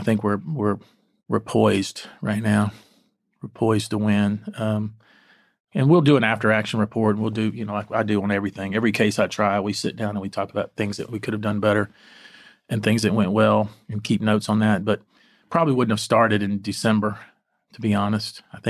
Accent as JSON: {"language": "English", "region": "Texas", "country": "United States", "said": "Bayou, yeah, of course. I am a Texan, you know."}